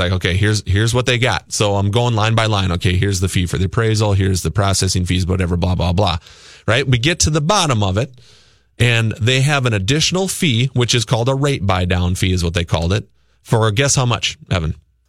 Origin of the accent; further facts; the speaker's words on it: Luverne, Minnesota, United States; moved away; my hometown of Laverne, Minnesota.